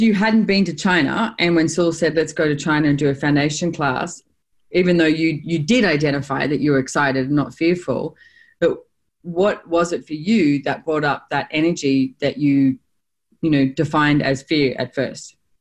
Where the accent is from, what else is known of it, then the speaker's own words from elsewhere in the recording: Australia; as an Australian